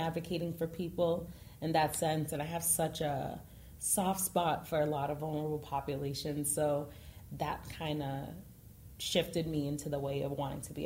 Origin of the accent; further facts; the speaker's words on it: Boston, Massachusetts, United States; I'm from Boston, Massachusetts, more specifically Dorchester. Got to hold it down for Dorchester whenever I get a chance